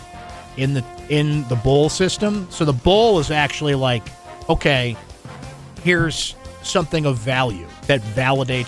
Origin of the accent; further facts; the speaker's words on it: Syracuse, New York, United States; growing up in Syracuse, New York, there's lacrosse nets everywhere